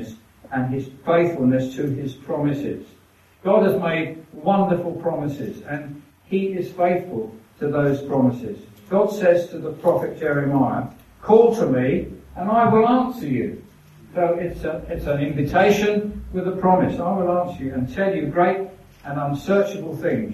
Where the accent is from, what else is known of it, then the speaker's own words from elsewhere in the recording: England, United Kingdom; We're English